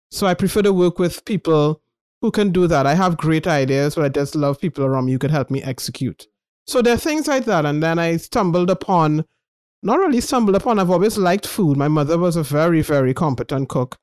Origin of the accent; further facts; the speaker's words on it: Trinidad & Tobago; moved away as an adult; also born or lived in United Kingdom; As a Trinidadian